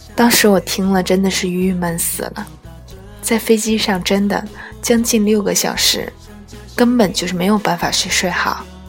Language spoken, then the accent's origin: Chinese; Tianjin, China; 我们天津人